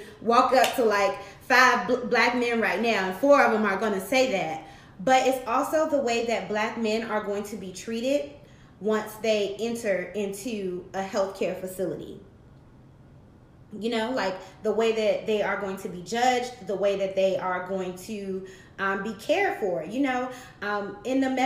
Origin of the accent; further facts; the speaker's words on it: Washington, District of Columbia, United States; I'm from Southeast DC